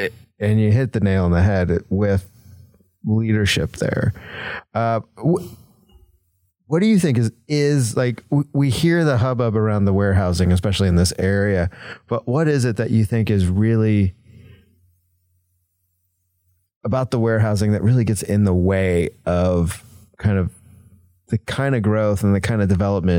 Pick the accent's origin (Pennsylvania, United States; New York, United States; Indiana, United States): Indiana, United States; moved away; I mean, I grew up in Indiana. So it's very similar to some of these smaller cities and towns that I grew up around.